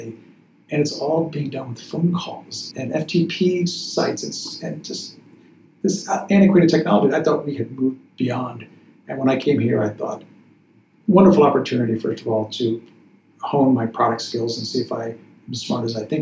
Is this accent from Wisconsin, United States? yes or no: no; Chicago, Illinois, United States; Chicago, which is my hometown